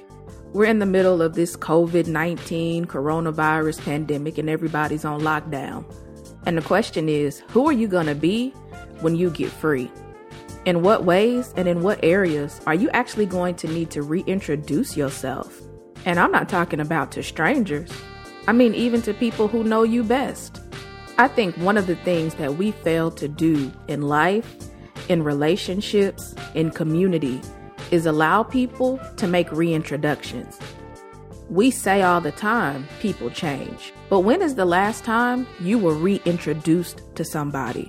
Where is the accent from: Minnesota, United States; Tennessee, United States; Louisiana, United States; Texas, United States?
Texas, United States; I'm from Texas. We like sweet tea.